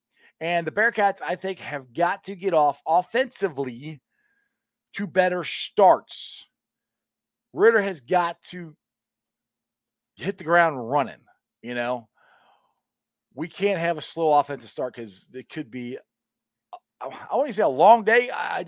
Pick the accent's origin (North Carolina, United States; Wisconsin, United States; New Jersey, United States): North Carolina, United States; Goldsboro; I was born in Goldsboro, North Carolina.